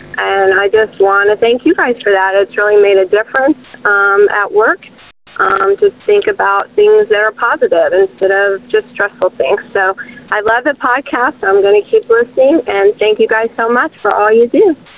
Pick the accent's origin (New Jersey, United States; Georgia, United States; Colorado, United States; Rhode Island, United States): Georgia, United States; Atlanta; now in Lancaster, United States; I'm from the Atlanta area. I now live in Lancaster, Pennsylvania.